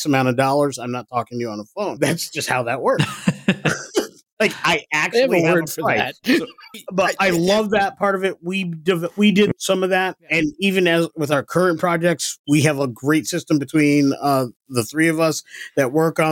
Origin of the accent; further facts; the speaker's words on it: Ithaca, New York, United States; I'm from upstate New York